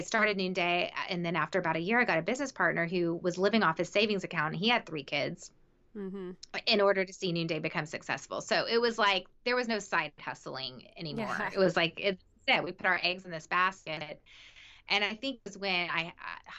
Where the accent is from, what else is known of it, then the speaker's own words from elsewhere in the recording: the South, United States; I grew up in the South